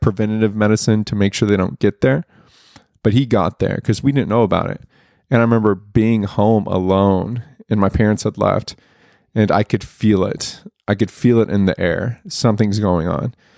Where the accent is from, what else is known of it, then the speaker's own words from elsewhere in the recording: Broken Arrow, Oklahoma, United States; I grew up in Broken Arrow, Oklahoma, which is northeast Oklahoma.